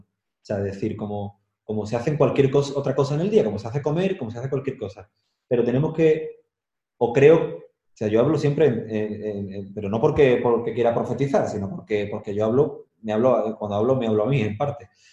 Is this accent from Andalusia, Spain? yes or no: yes; Andalusia, Spain; moved away as an adult; also born or lived in Madrid; now in Seville, Spain; Yo he tenido que viajar mucho para apreciar mi tierra